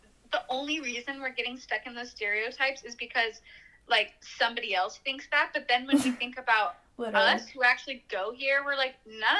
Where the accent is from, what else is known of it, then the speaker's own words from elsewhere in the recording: Chico, California, United States; I'm from Chico, would walk on campus when I was a kid